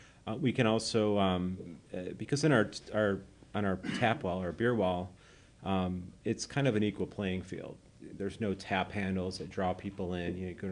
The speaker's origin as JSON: {"language": "English", "town": "Plainfield", "region": "Illinois", "country": "United States", "lives_now": "Elmhurst, United States", "said": "I'm from Plainfield, but okay. I live in Elmhurst, yeah."}